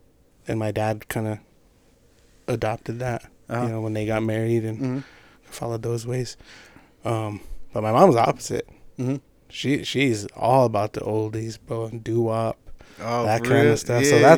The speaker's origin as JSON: {"language": "English", "area": "Pine Ridge Indian Reservation", "region": "South Dakota", "country": "United States", "tie": "born or raised there", "moved": "as an adult", "lives_now": "Rapid City, United States", "said": "Born and raised on the Pine Ridge Indian Reservation. For those of you who don't know, I am also half Northern Cheyenne from Busby, Montana."}